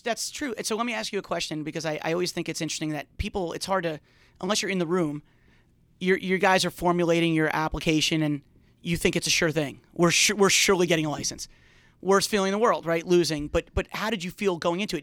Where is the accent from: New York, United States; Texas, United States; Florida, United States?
New York, United States; Long Island; I grew up on Long Island